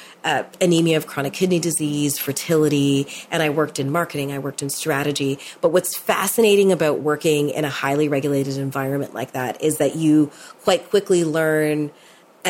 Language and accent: English; Toronto, Ontario, Canada; I was born in Toronto